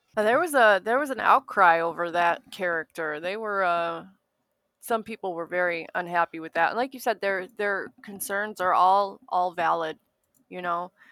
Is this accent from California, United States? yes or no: no; Escanaba, Michigan, United States; moved away; also born or lived in Milwaukee; I came from, uh, Escanaba, Michigan